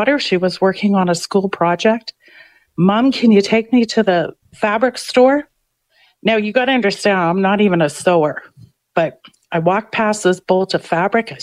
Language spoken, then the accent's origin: English; Winnipeg, Manitoba, Canada; growing up in St. Boniface, my brother worked at the pool hall